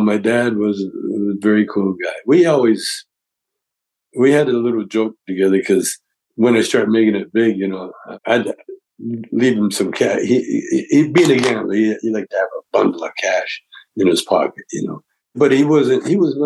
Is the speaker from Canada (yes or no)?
yes; Calgary, Alberta, Canada; I grew up in Calgary, Alberta, Canada